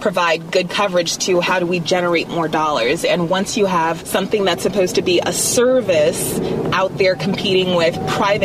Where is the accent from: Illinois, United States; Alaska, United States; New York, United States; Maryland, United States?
Alaska, United States; moved away as an adult; I'm definitely from Alaska. I grew up there, elementary, middle, and high school, and moved away for college and only moved back